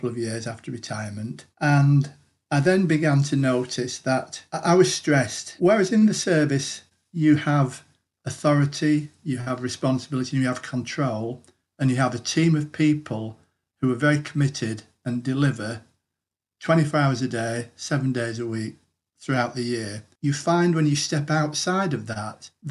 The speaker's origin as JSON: {"language": "English", "area": "Greater Manchester", "region": "North West England", "country": "United Kingdom", "said": "I'm from Greater Manchester."}